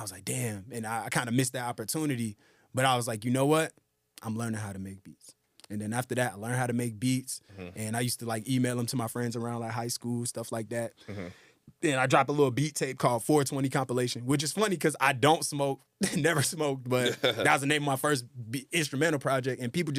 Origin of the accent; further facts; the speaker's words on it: Atlanta, Georgia, United States; also born or lived in Brooklyn, New York; I was born in Brooklyn, New York, but raised in Atlanta, Georgia my whole life. So my mom's from Brooklyn. My dad's from Nigeria, actually.